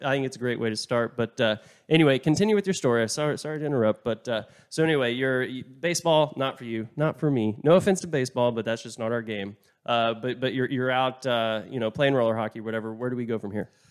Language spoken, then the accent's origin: English; Oklahoma, United States; I'm from Oklahoma